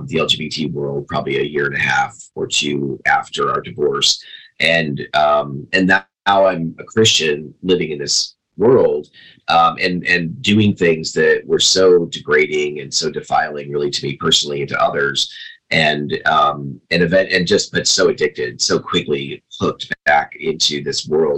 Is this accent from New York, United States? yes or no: yes; Binghamton, New York, United States; moved away as an adult; also born or lived in Chicago area; now in Arizona, United States; I moved from the Chicago area back to upstate New York, to my hometown